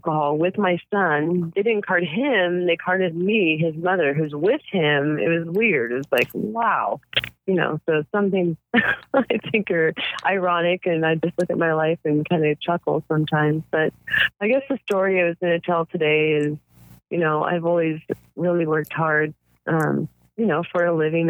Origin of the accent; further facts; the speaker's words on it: United States; as an American